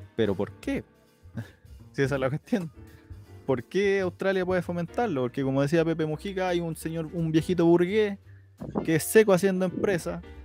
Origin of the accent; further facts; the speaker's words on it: Chile; nosotros no somos Argentina